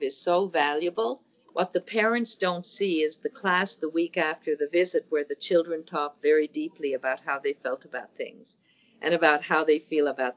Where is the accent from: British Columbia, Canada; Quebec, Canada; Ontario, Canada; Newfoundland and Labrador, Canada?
Newfoundland and Labrador, Canada; St. John's; I grew up in St. John's, Newfoundland, and only boys had paper routes.